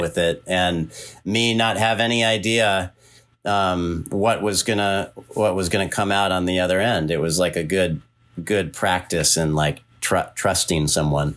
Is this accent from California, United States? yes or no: yes; California, United States; moved away; also born or lived in East Coast; I'm from California